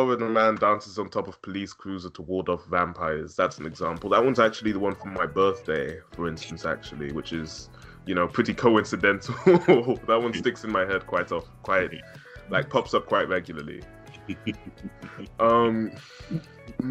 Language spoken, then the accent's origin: English; United Kingdom; being British